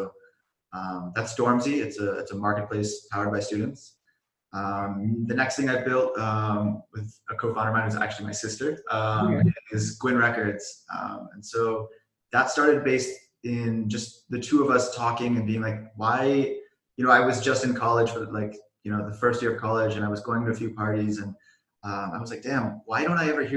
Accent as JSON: {"language": "English", "area": "Silicon Valley", "region": "California", "country": "United States", "tie": "born or raised there", "said": "I grew up in the Silicon Valley."}